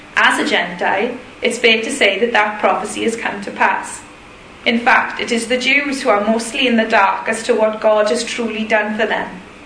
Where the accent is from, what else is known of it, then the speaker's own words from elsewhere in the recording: Welsh, Wales, United Kingdom; I'm Welsh